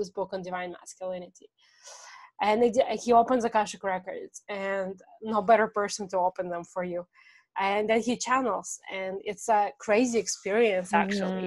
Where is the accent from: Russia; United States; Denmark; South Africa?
Russia; moved away; I come from Russian culture.